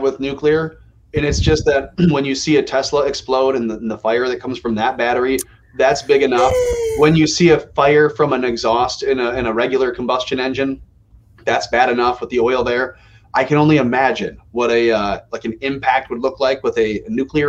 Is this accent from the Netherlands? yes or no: yes; Netherlands; I'm from Holland.